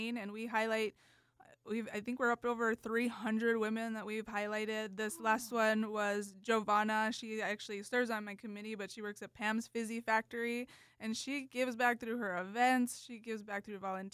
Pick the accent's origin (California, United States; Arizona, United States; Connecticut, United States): Arizona, United States; Oracle; I grew up in Oracle, actually, so that's the only place we went on field trips